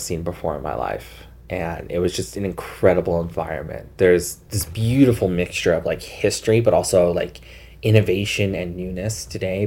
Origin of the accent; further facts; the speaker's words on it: Salt Lake City, Utah, United States; moved away as an adult; also born or lived in West Valley City, Utah / Magna, Utah / Sugar House, Salt Lake City; now in Moab, United States; I was born and raised in Salt Lake, lived most of my life in West Valley and Magna, where I actually graduated from high school